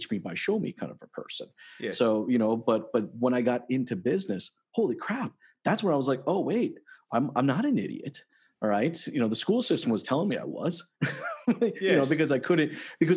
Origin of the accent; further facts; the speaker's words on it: United States; moved away as an adult; now in Toronto, Canada; I'm actually American. I moved to Canada roughly about 10 years ago